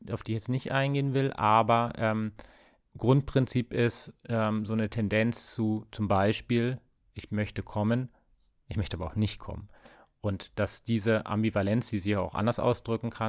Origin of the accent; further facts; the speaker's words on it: West Germany, Germany; ich bin auch im Westen aufgewachsen.